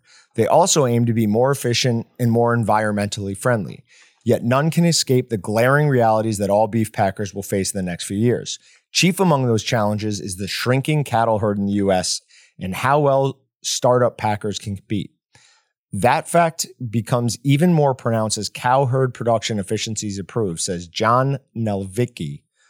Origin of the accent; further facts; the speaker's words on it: Fort Morgan, Colorado, United States; I grew up in Fort Morgan, Colorado. We had a sugar factory and a beef plant, and it was like a sewer right along the road.